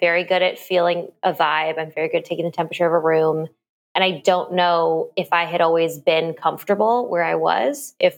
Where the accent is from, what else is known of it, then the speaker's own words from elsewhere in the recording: Kansas, United States; born there; also born or lived in Missouri / Oklahoma / Illinois; I was born in Kansas, and then we moved to Missouri, and then Oklahoma, and then Illinois